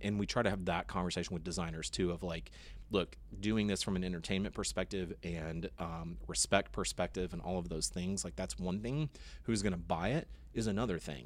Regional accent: Austin, Texas, United States; I grew up in Austin

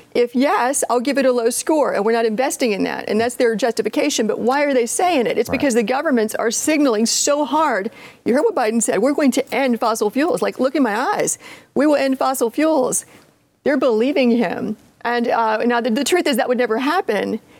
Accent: Appalachia, United States; I'm I'm from Appalachia

